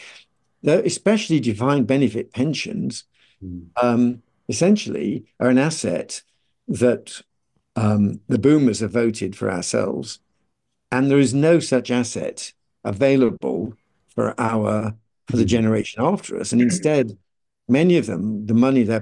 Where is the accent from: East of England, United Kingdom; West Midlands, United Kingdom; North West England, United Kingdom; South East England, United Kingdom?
West Midlands, United Kingdom; Birmingham; I was brought up in Birmingham